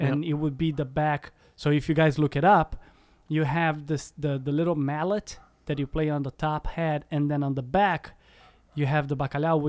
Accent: Curitiba, Paraná, Brazil; moved away as an adult; also born or lived in Chicago; now in Los Angeles, United States; I'm from Curitiba. That's southern Brazil. Mm-hmm. The only Portuguese-speaking country in the South America.

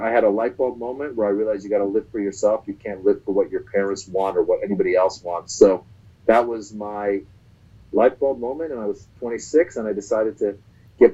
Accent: Northern California, United States; also born or lived in Iran; now in Los Angeles, United States; We left from Iran late 78 and then ended up in Northern California, where I grew up the rest of my life.

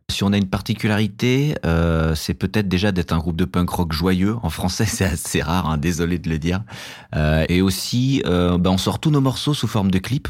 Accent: Paris, Île-de-France, France; On vient de Paris, mais on joue partout dans toute la France

